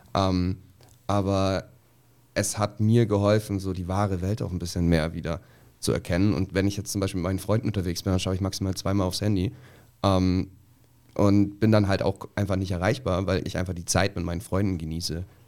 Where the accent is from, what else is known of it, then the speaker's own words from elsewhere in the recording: a village in Bavaria, Germany; moved away; ich komme so aus dem Dorf, ähm, irgendwo mitten in Bayern, total konservativ, total klein